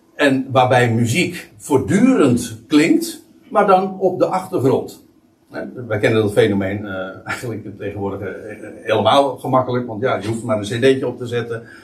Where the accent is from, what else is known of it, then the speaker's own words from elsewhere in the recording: Netherlands; voor ons als als, als Nederlanders